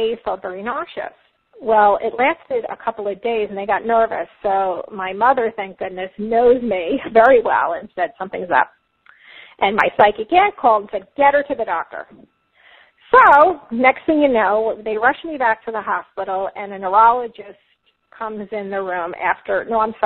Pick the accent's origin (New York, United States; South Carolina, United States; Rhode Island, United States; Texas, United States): New York, United States; Long Island; now in Florida, United States; I'm from New York, Long Island originally, if you can't already hear my accent